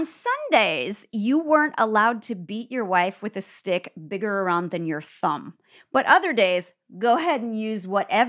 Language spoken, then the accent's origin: English; Midwest, United States; Well, we have a lot of words that other people, you can see them go like, because we're from the Midwest.